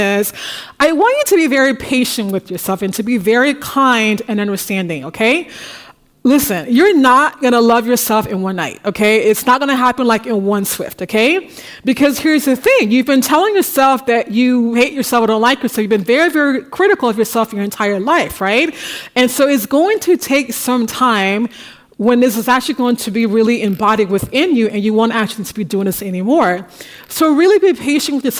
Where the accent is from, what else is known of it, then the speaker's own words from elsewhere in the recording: United States; now in Paris, France; I'm an American